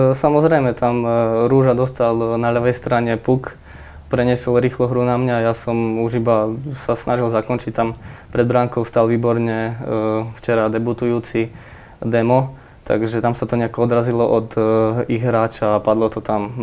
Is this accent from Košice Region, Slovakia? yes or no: yes; Košice, Košice Region, Slovakia; ja som Košičan a, a za Košice hrať je určite pre mňa čest